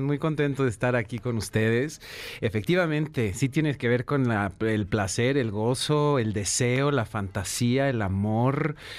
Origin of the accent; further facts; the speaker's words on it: Guadalajara, Jalisco, Mexico; Yo nací en Guadalajara